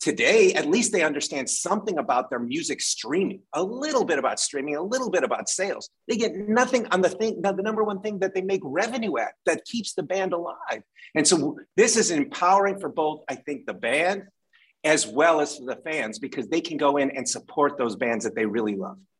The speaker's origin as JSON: {"language": "English", "town": "Detroit", "region": "Michigan", "country": "United States", "said": "I'm from Detroit"}